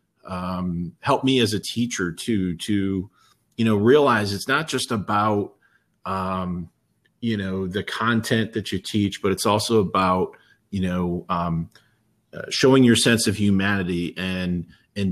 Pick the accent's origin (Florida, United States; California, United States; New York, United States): New York, United States; Heuvelton; growing up in Heuvelton